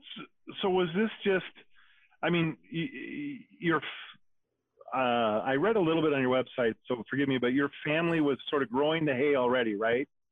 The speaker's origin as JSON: {"language": "English", "region": "Wyoming", "country": "United States", "tie": "born or raised there", "said": "I grew up in Wyoming"}